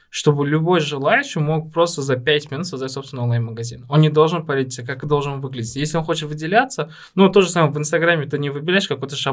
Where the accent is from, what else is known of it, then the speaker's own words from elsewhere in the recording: Tashkent, Uzbekistan; даже несмотря на то, что мы вот мы росли в Ташкенте